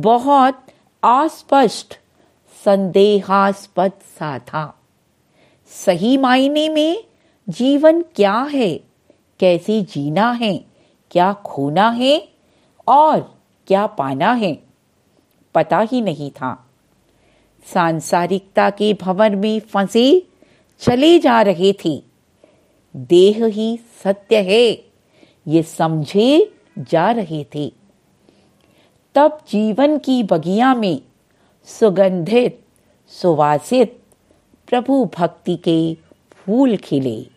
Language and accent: Hindi; Delhi, India; दिल्ली से हूँ